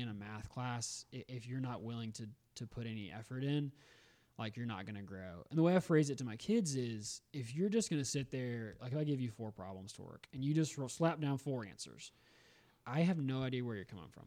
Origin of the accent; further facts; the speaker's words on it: Augusta, Georgia, United States; also born or lived in Memphis; now in Greenville, United States; I'm from Augusta, Georgia originally